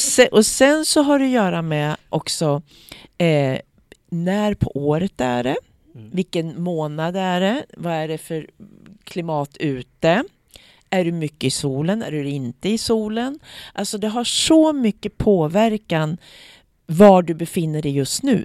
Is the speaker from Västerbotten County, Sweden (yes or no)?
no; Eskilstuna, Södermanland, Sweden; also born or lived in United States; min lilla sköra hud som kommer från Eskilstuna, Sweden